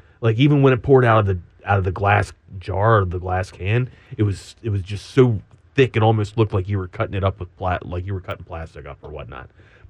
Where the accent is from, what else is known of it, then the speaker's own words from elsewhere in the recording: Northeast, United States; now in Austin, United States; So I'm from the Northeast.